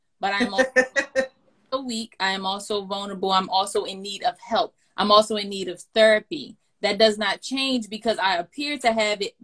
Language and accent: English; Baltimore, Maryland, United States; moved away; I'm born and raised in Baltimore, and I did not want to come back to Baltimore